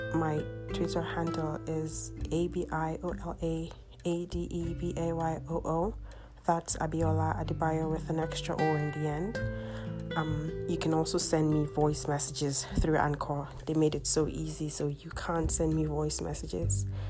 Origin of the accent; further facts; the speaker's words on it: Nigeria; I'm Nigerian.